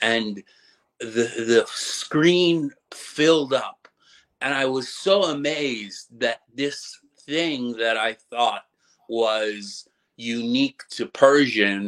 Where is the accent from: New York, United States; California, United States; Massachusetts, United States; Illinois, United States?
California, United States; Marin County, suburb of San Francisco; also born or lived in Los Angeles; I was actually born in a suburb of San Francisco, Marin County, and raised there until I was around 12